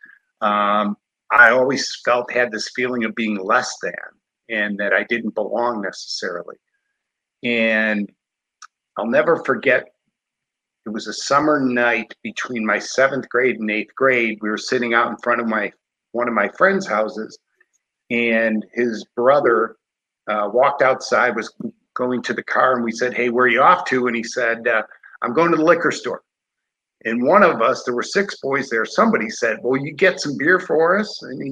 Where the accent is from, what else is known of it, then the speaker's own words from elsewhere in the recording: Chicago, Illinois, United States; born and raised in Chicago, cradle Catholic